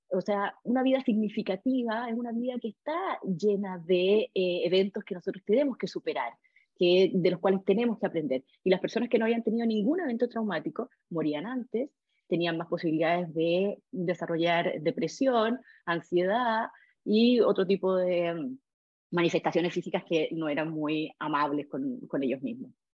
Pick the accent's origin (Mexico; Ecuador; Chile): Chile; nosotros como chilenos